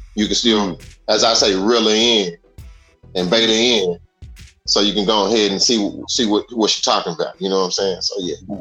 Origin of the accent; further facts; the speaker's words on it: Dallas, Texas, United States; also born or lived in Chicago, Illinois, United States; I, I was born in Chicago. I stayed there for about nine years. Then I moved to Dallas